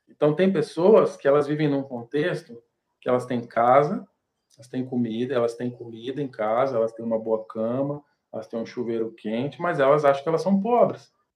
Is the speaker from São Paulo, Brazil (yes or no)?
yes; Ribeirão Preto, São Paulo, Brazil; na minha cidade onde eu nasci, em Ribeirão Preto